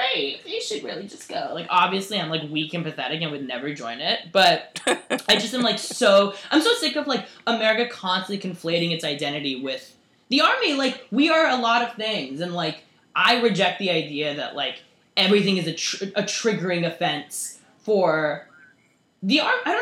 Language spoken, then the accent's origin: English; United States; I'm an American